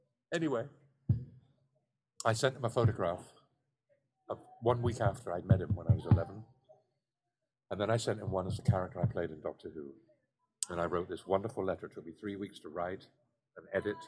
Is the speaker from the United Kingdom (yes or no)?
yes; Salisbury, South West England, United Kingdom; I grew up in the Close, the Salisbury Cathedral Close.